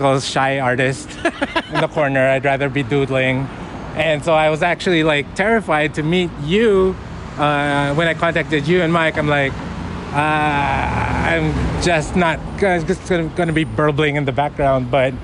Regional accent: Philippines; I'm from the Philippines

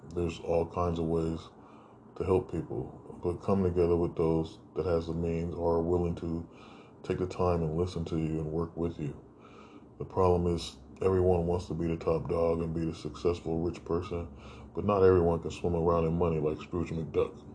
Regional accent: United States; we had as American citizens

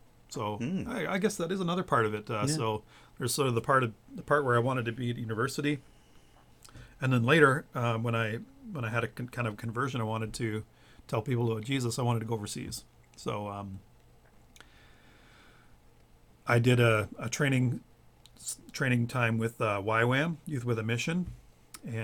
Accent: Chepstow, Ontario, Canada; also born or lived in Hanover, Ontario; move back to the farmhouse where I grew up in Chepstow, Ontario, in Bruce County

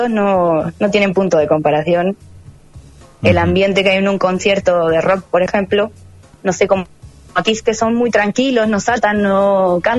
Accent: Argentina; moved away; sé que tengo acento, pero yo no me doy cuenta pero cuando hablo con una persona de acá, enseguida me sacan la ficha que soy de Argentina, ¿eh?

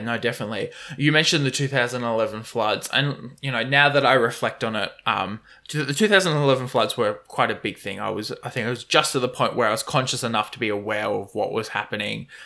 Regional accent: Moreton Bay, Queensland, Australia; I come from Moreton Bay

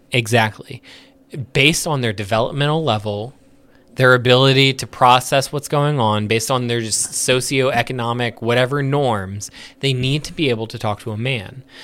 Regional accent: United States; We were born here

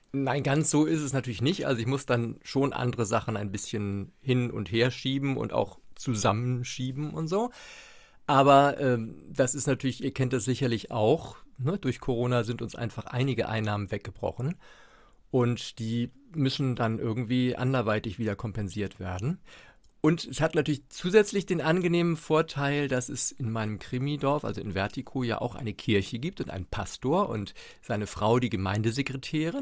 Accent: Hamburg, Germany; moved away as an adult; now in Mecklenburg, Germany; ich bin gebürtiger Hamburger und lebe jetzt seit 13, 14, 14 Jahren, glaube ich, in Mecklenburg.

